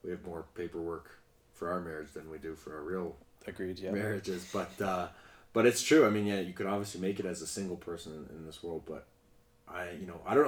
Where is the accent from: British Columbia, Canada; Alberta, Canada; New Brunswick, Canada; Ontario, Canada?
Alberta, Canada; Calgary; moved away as an adult; also born or lived in Gävle, Sweden; we're both from Calgary, grew up completely different sides of the city